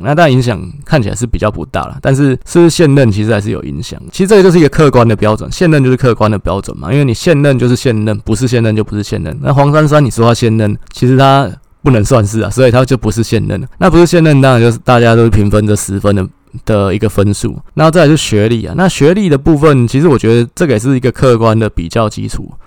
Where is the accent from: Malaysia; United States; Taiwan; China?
Taiwan; Taipei; 我是台北人啊，所以说那当然是对台北的部分最熟悉